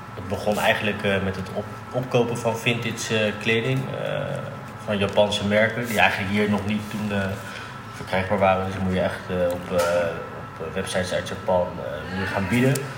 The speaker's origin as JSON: {"language": "Dutch", "town": "The Hague", "region": "South Holland", "country": "Netherlands", "tie": "born or raised there", "said": "Geboren in Den Haag"}